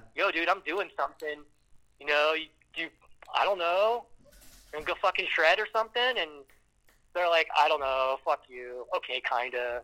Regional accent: Canton, Ohio, United States; I'm from Canton

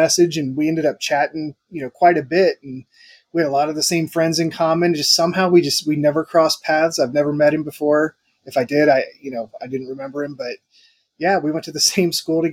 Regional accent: Dayton, Ohio, United States; also born or lived in Florida; now in Southern California, United States; Born and raised in Dayton, Ohio. Spent about 17 years in Florida, and then we moved out west.

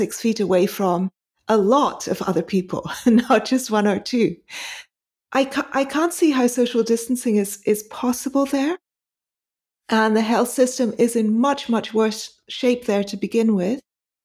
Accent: Pakistan; moved away; I had the BCG vaccine when I was growing up in Pakistan.

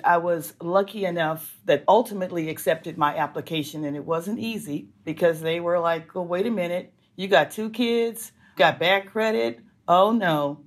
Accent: Los Angeles, California, United States; I grew up in Los Angeles

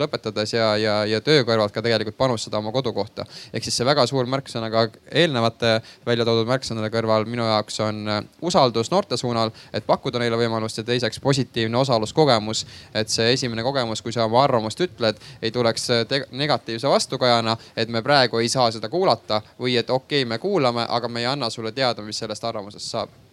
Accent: Haapsalu, Lääne County, Estonia; moved away as an adult; now in Tallinn, Estonia; mina ise näiteks olen pärit äh, Haapsalust

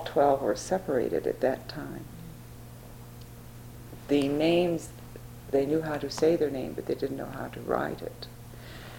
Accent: Webster Groves, Missouri, United States; also born or lived in St. Louis; I was born January 22, 1937 at St. Anthony's Hospital in St. Louis. And we moved within 3 months to Webster Groves, and I grew up in Webster then

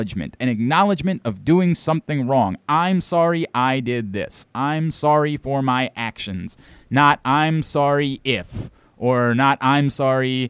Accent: Baltimore, Maryland, United States; I'm from Baltimore

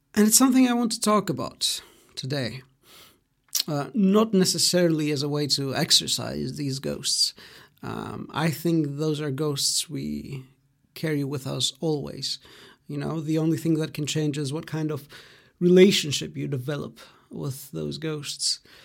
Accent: Greece; English is a second language; also born or lived in Germany; So I was born in Greece, um, in you know my hometown, uh, the place where I've lived most of my life. Uh, but I grew up in Germany

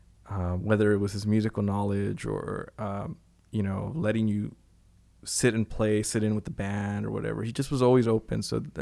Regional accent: Cuba; You know, I grew up in Cuba.

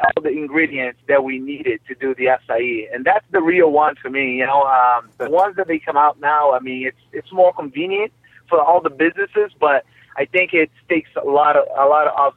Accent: Rio de Janeiro, Brazil; moved away as an adult; also born or lived in Vila Velha, Espírito Santo; now in United States; I'm from Brazil. I was born in Brazil, city of Rio de Janeiro, you know, 1978.

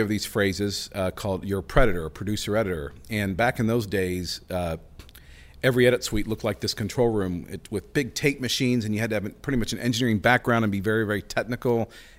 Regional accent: Norman, Oklahoma, United States; And I'm still not sure how we were kidnapped and landed and grew up and born and raised in Norman and Oklahoma.

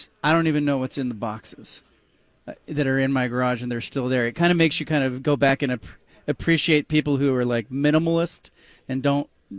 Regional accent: California, United States; moved away; also born or lived in Pacific Northwest; I grew up in California, and it was warmer there

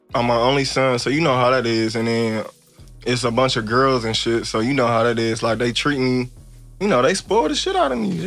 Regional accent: Evanston, Illinois, United States; now in Los Angeles, United States; I grew up on Fowler and Church

